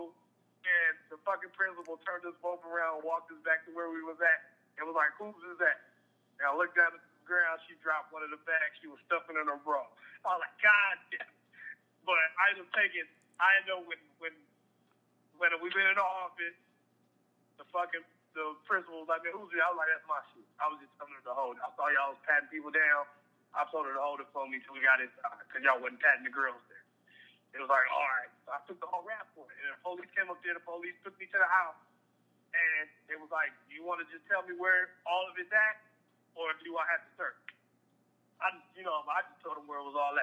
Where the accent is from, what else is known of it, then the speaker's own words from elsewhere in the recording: Lancaster, California, United States; also born or lived in Palmdale, California / San Fernando Valley, California; I'm from Lancaster, L.A. County, but I'm from Lancaster